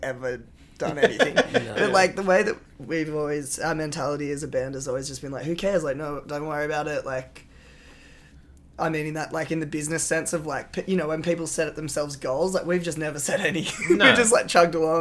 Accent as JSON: {"language": "English", "area": "South Coast", "region": "New South Wales", "country": "Australia", "tie": "born or raised there", "moved": "as an adult", "lives_now": "Byron Bay, Australia", "said": "I moved up with to Byron from the South Coast where I'm from"}